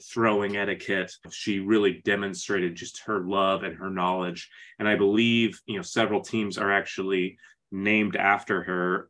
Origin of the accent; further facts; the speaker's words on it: Phoenix, Arizona, United States; I'm from Phoenix